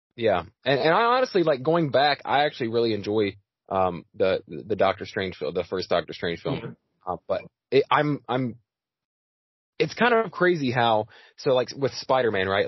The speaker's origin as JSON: {"language": "English", "country": "United States", "said": "I'm American as it gets"}